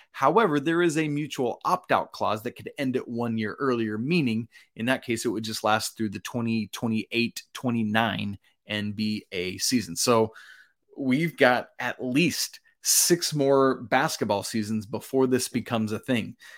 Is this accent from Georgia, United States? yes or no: yes; Georgia, United States; my home state of Georgia